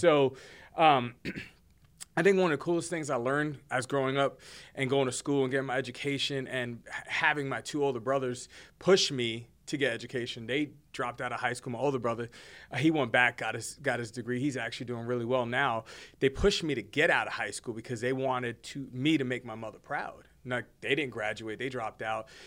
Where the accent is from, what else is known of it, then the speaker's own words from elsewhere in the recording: Hoboken, New Jersey, United States; also born or lived in Bronx, New York; now in Fort Worth, United States; born and raised in Jersey. I'm a Jersey boy